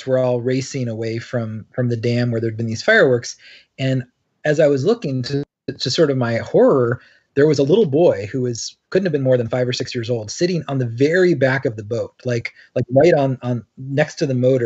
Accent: Georgia, United States; I grew up in Georgia

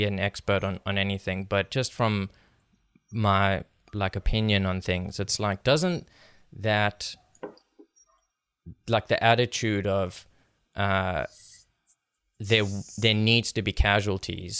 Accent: South Africa; moved away; I'm from South Africa, like I was born and raised there

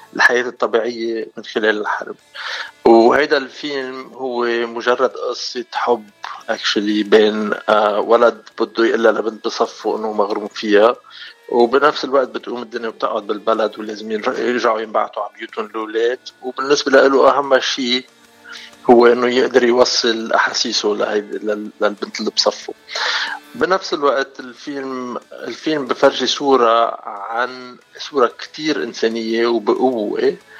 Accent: Hazmieh, Mount Lebanon, Lebanon; moved away as an adult; also born or lived in Africa; انا من وين بلبنان يعني آه، حزميه شبنيه

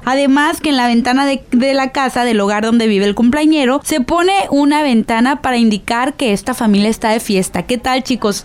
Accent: Mexico; soy totalmente mexicana

